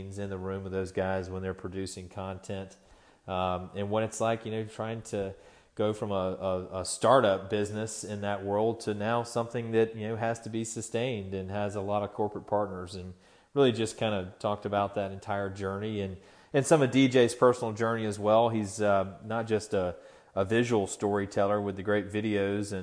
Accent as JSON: {"language": "English", "town": "Tallahassee", "region": "Florida", "country": "United States", "tie": "born or raised there", "said": "my hometown of Tallahassee"}